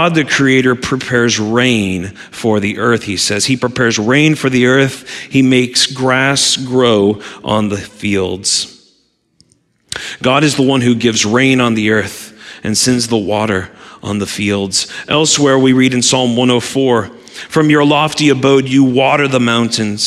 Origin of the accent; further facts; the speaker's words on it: Southwest Missouri, United States; now in Michigan, United States; as a kid growing up in Southwest Missouri